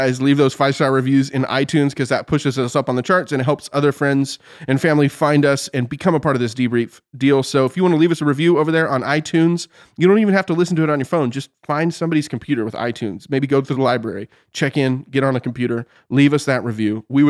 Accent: Oklahoma, United States; Listen, I'm technically from Oklahoma.

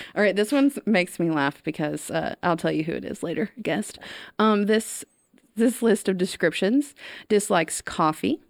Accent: Tyler, Texas, United States; I grew up in Tyler

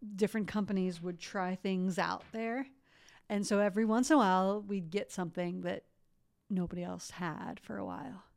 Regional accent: Columbus, Ohio, United States; I grew up in Columbus, Ohio

